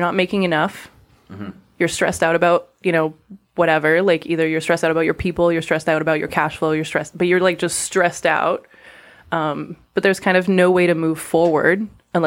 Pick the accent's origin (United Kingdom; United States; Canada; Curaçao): Canada; Montreal, Quebec; first language French; English is a second language; moved away as an adult; also born or lived in Singapore; I'm a Montrealer kind of through and through. I was born in Quebec